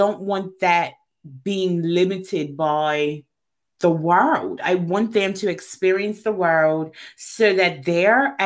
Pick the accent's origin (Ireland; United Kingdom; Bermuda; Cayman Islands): Bermuda; I grew up in Bermuda